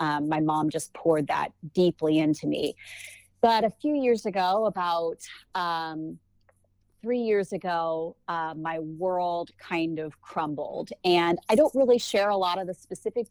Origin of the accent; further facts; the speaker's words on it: Ohio, United States; I've been born and bred in Ohio.